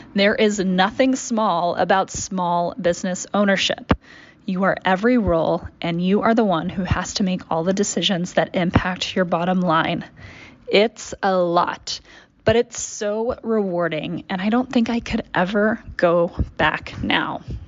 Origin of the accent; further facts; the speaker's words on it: Dallas, Texas, United States; I grew up in Dallas, Texas, and this just wasn't a thing for me.